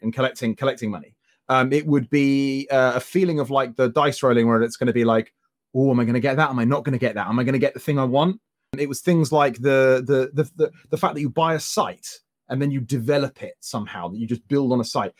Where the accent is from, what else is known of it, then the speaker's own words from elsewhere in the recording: Croydon, London, United Kingdom; my hometown in Croydon